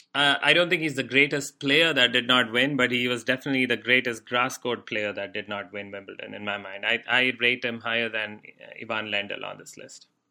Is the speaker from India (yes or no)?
yes; India; moved away; we used to have shortwave radio in India